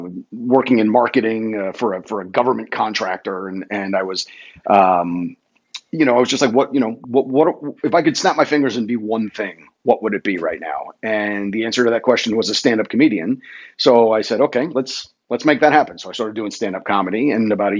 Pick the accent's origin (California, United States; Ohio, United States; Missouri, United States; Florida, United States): Florida, United States; Fort Lauderdale; moved away as an adult; also born or lived in New Jersey; now in Atlanta, United States; moved down to South Florida. So I really grew up in the Fort Lauderdale area of South Florida